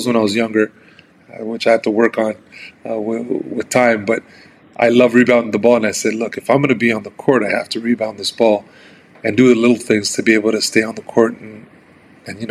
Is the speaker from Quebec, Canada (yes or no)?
yes; Montreal, Quebec, Canada; very, very, very poor area here in Montreal, I had to grow up kind of, you know, on my toes